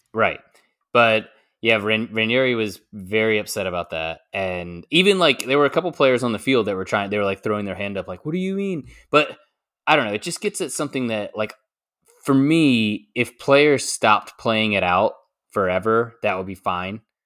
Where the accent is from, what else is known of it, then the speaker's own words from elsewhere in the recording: United States; as an American